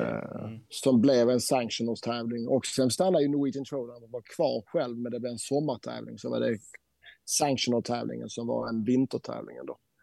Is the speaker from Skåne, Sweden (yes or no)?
yes; Helsingborg, Skåne, Sweden; now in Norway; Jag bor ju i Norge även om jag är svensk skåning, helsingborgare.